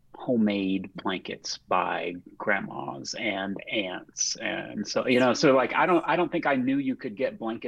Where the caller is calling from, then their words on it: Charlottesville, Virginia, United States; I am calling in from Charlottesville, Virginia, in beautiful central Virginia.